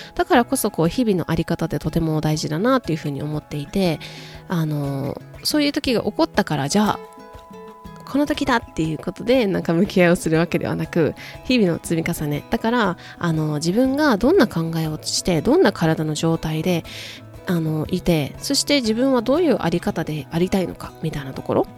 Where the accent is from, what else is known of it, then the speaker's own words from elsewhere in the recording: Japan; now in United States; アメリカで、えーと、日本人として、外国人として働く